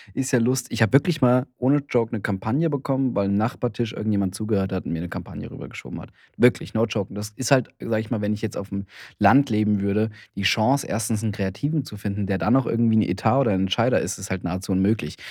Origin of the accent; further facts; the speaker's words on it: Heidelberg, Karlsruhe or Mannheim, Baden-Württemberg, Germany; now in Berlin, Germany; Heidelberg oder Karlsruhe oder Mannheim, die, die Städte, wo ich herkomme